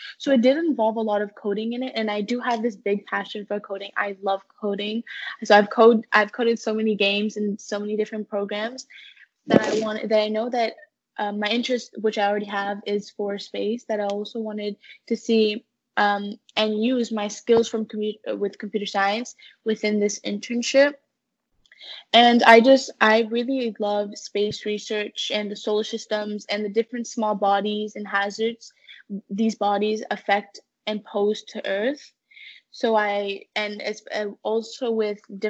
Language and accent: English; Connecticut, United States; now in Milton, Canada; I was born in Connecticut